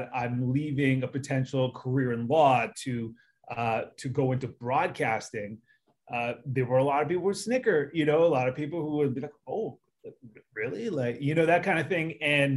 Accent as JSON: {"language": "English", "country": "Canada", "tie": "born or raised there", "moved": "as an adult", "lives_now": "United States", "said": "being a Canadian, growing up with hockey"}